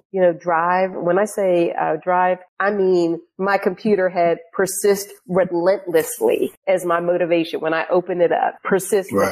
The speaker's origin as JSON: {"language": "English", "town": "Pittsburgh", "region": "Pennsylvania", "country": "United States", "tie": "born or raised there", "moved": "yes", "said": "So I grew up in Pittsburgh. Um, I grew up in this neighborhood called Homewood."}